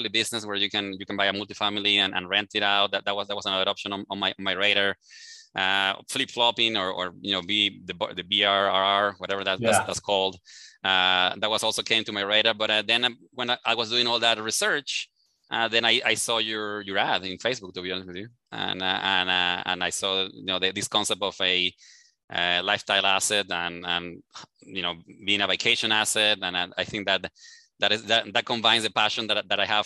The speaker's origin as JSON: {"language": "English", "country": "Venezuela", "second_language": "English", "moved": "as an adult", "lives_now": "Houston, United States", "said": "I am from Venezuela originally. I came here to the U.S. probably about 18 years ago already"}